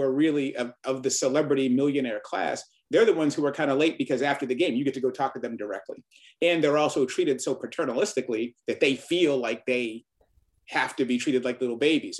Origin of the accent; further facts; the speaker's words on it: Boston, Massachusetts, United States; growing up in Boston and reading the busing story, you know, I was part of that desegregation story when I was a little kid